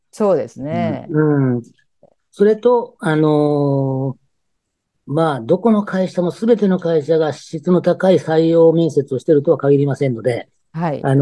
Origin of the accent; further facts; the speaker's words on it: Okayama, Japan; also born or lived in Kansai; まあ、育ちは育ちですけど、学校はね、関西の方行ってたんですけど、はい。で、こっち帰ってきて、もう、あの、勤めてる時は、あの、岡山にはいませんでした、ちょっとの間は。